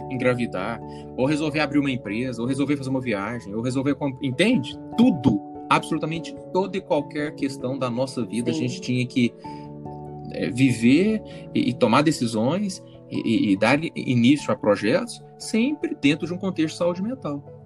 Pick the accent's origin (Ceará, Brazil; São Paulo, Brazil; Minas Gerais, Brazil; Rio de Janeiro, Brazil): Minas Gerais, Brazil; Uberlândia; eu não sou do Rio, não sou carioca, eu sou do interior de Minas Gerais, interiorzão mesmo, Uberlândia.